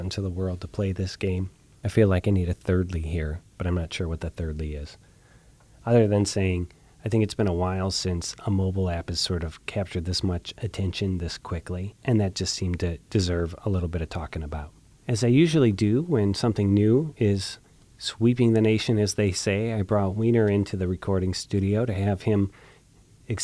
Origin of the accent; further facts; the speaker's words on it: Columbus, Ohio, United States; my hometown of Columbus, Ohio